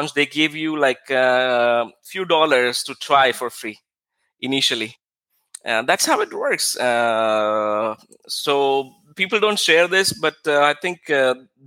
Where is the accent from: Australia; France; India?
India; moved away as an adult; now in Israel; When I moved to Israel, I was very, because I came from India, I think 9 years ago something